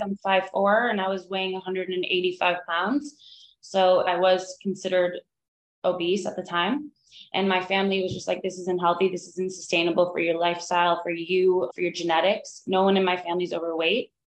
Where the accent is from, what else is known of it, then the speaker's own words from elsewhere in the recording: Miami, Florida, United States; moved away as an adult; now in Asheville, United States; I grew up in Miami and growing up in the 90s